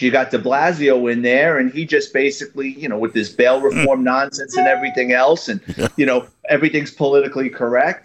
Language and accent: English; New York City, New York, United States; born and raised in New York City in the Bronx.